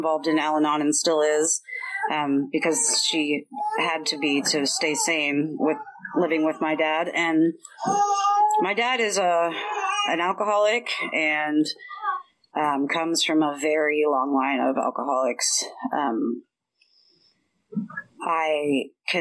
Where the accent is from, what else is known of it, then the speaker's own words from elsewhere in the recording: Bellevue, Washington, United States; I was raised in Bellevue, but it was not the Bellevue that you know today